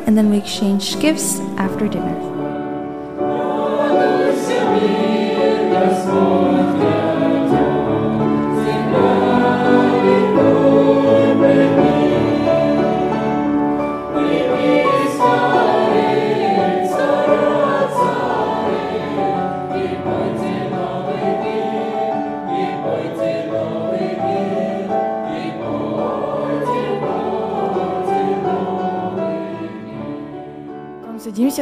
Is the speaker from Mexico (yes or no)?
no; Russia; I'm from Russia.